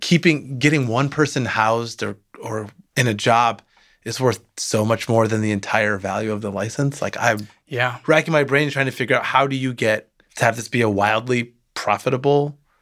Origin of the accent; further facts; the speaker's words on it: San Francisco, California, United States; I'm from San Francisco, and huge problem where I live.